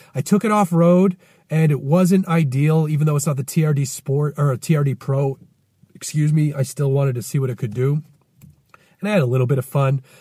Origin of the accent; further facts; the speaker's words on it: Winthrop, Massachusetts, United States; my hometown a bit more, Winthrop, Mass.